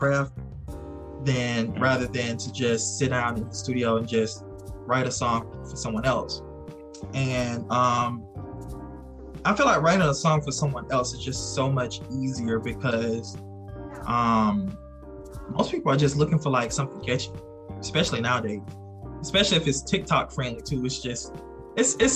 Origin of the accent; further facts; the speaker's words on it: South Carolina, United States; moved away as an adult; now in Georgia, United States; I am originally from South Carolina. I reside in Georgia now. I've been in Georgia for almost 2 years now.